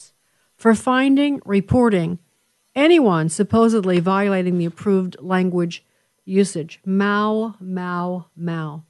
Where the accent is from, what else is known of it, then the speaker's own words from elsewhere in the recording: Chicago, Illinois, United States; I'm from Chicago, Christian, that's our hometown